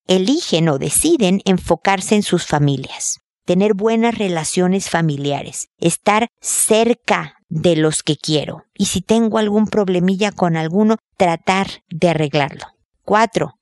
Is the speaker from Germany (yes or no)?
no; Mexico; moved away as an adult; now in Chile; en mi cultura, México, de donde soy yo